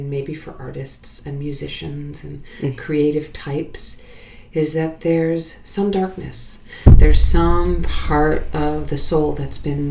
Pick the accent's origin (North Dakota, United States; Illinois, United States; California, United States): Illinois, United States; Chicago; moved away as an adult; now in New York, United States; I went to school here, no, but I'm actually from Chicago originally